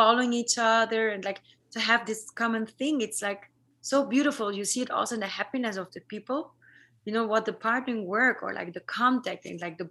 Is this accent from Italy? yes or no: yes; South Tyrol, Trentino-Alto Adige, Italy; now in Berlin, Germany; I come from South Tyrol, from this Colorado similar part of Italy